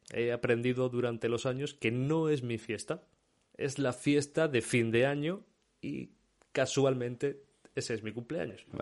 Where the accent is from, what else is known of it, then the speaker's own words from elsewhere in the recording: Córdoba, Andalusia, Spain; yo soy de Córdoba, una zona muy seca